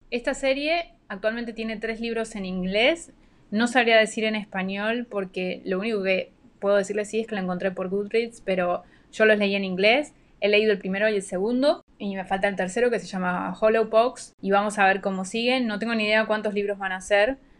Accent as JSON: {"language": "Spanish", "country": "Argentina", "tie": "born or raised there", "moved": "yes", "lives_now": "Panama", "said": "oriunda de Argentina, pero vivo en Panamá"}